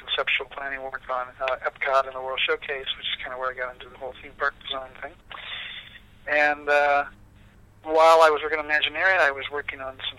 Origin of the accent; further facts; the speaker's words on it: Santa Barbara, California, United States; I grew up in Santa Barbara.